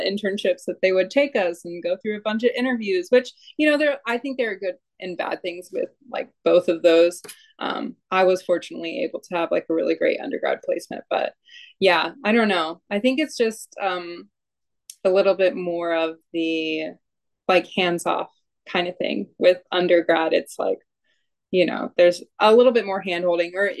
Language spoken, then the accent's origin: English; Georgia, United States; moved away as an adult; now in California, United States; I'm from Georgia. I graduated from the University of Georgia with my bachelor's